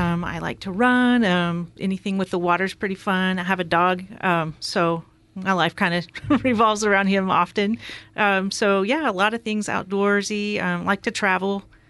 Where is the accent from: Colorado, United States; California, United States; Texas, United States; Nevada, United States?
Texas, United States; Nope, I'm born and raised full-blooded Texan.